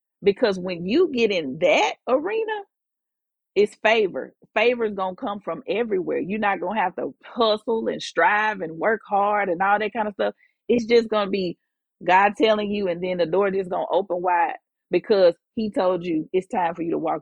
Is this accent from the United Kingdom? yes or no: no; Jackson, Mississippi, United States; moved away as an adult; also born or lived in Houston, Texas; But I am from Jackson. I moved to Houston the day after I graduated from Jackson State. In Houston for 17 years. I really consider Houston like a second home, because I was there for as long as I was almost here. Like, I was here as a child, you know, up to college